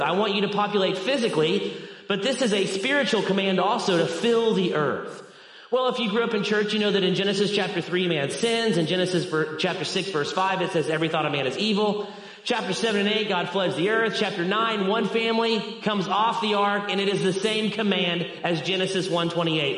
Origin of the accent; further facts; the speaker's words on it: Arkansas, United States; I am from Arkansas